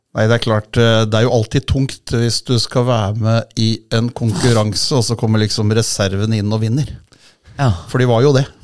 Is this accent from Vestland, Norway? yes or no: no; Holmestrand, Vestfold, Norway; now in Hamar, Norway; jeg er jo opprinnelig fra Holmestrand, og i Vestfold så hadde vi jo svensk TV, så jeg er jo født og oppvokst med TV-pucken.